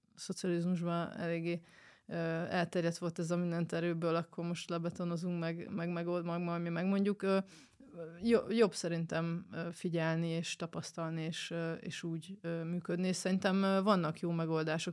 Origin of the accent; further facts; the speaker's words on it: Debrecen, Hajdú-Bihar, Hungary; Debreceni vagyok